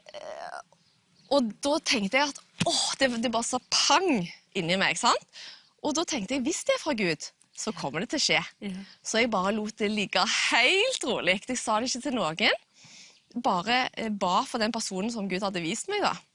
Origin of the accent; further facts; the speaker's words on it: Jørpeland, Rogaland, Norway; jeg kommer fra Fiskå ved Jørpeland utenfor Stavanger.